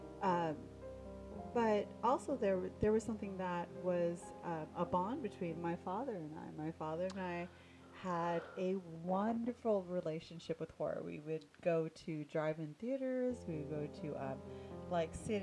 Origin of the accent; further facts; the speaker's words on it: Inglewood, California, United States; also born or lived in Long Beach / Boyle Heights; I grew up in Inglewood